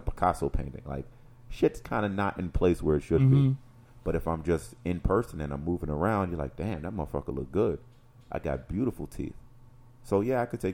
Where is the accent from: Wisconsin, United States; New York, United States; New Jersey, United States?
New York, United States; New York City; now in Oswego, United States; I'm like from New York City